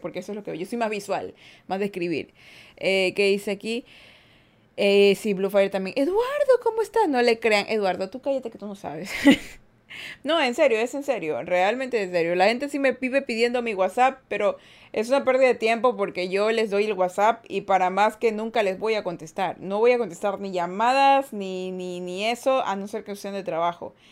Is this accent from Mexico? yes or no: no; Guayaquil, Guayas, Ecuador; Yo soy de Ecuador. De la mitad del mundo soy. O sea, no de Quito, Ecuador, sino soy de Guayaquil, Ecuador